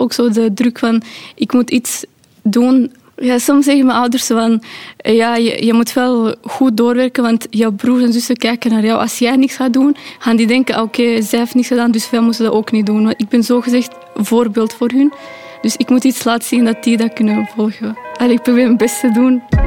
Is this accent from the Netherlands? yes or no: no; Pakistan; now in Belgium; Ik ben ook niet geboren in België, ik ben van Pakistan